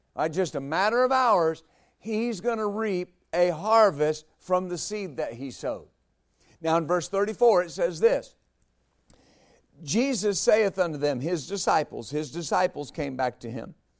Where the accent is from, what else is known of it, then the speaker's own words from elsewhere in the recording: West Texas, United States; When I was a boy growing up in West Texas